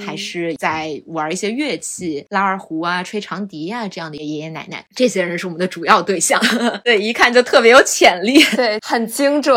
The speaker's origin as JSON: {"language": "Chinese", "region": "Shanghai", "country": "China", "accent": "Shanghainese", "said": "只有我一个人会说上海话"}